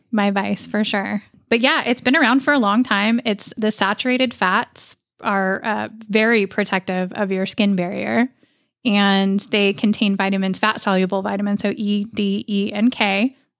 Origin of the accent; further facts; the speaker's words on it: Oregon, United States; I grew up in Oregon.